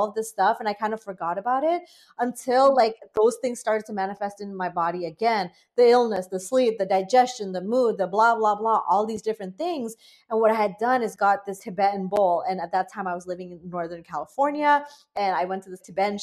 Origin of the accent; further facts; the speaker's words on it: Bangladesh; now in United States; I'm an immigrant to the United States. I grew up in Bangladesh for, you know, many years.